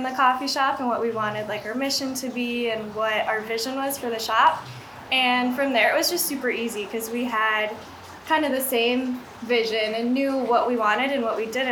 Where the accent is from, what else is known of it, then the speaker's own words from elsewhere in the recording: South Dakota, United States; now in Verrado, United States; So we grew up together in South Dakota